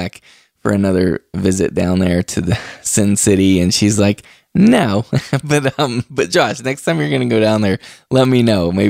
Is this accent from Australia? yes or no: no; West Virginia, United States; moved away; also born or lived in Martins Ferry, Ohio; I was raised in West Virginia, and I lived in Ohio for a while. Martins Ferry, Ohio, right there on the Ohio River.